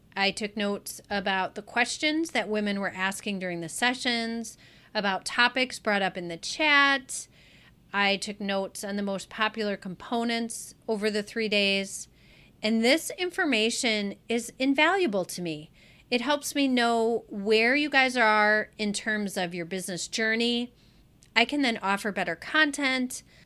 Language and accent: English; Wisconsin, United States; in my hometown in Wisconsin